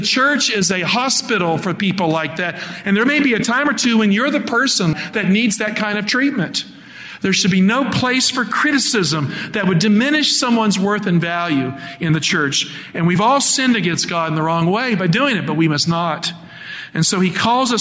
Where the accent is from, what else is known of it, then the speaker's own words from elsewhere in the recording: Appalachia, United States; I grew up in Appalachia